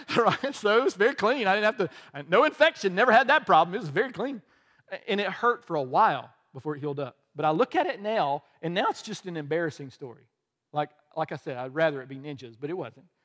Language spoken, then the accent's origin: English; the South, United States; also born or lived in the North (birthplace); But I grew up in the South